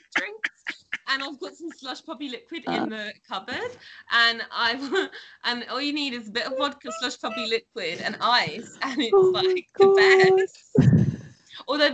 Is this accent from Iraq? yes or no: no; England, United Kingdom; I'm English